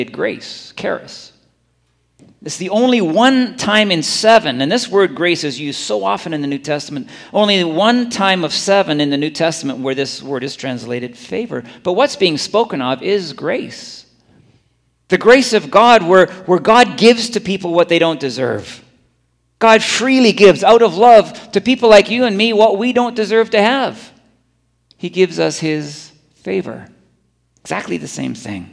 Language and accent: English; Scotland, United Kingdom; moved away; I'm from Scotland